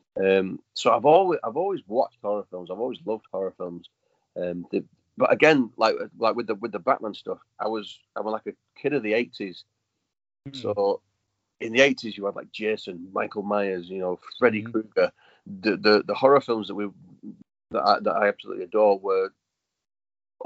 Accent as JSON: {"language": "English", "country": "United Kingdom", "said": "little town called Lee"}